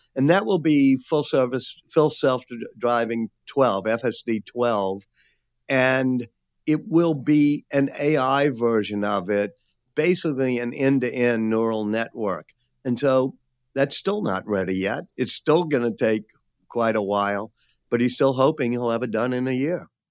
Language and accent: English; New Orleans, Louisiana, United States; being back in my hometown of New Orleans